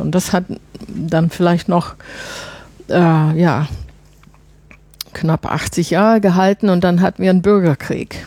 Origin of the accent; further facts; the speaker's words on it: Chicago, Illinois, United States; German is a second language; moved away as an adult; also born or lived in France / Germany; now in Brussels, Belgium; ich komme nicht aus Illinois. Ich komme aus Chicago. Aber wissen Sie, ich bin ja auch seit vielen Jahren weg